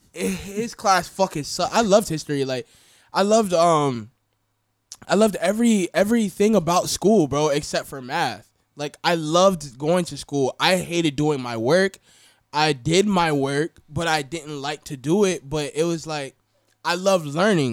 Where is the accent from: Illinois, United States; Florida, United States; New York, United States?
Florida, United States; also born or lived in Atlanta, Georgia / Marietta, Georgia; I'm really from Florida.